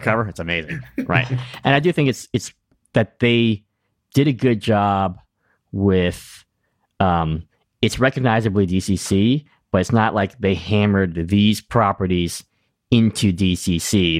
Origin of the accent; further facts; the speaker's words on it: New England, United States; I'm from New England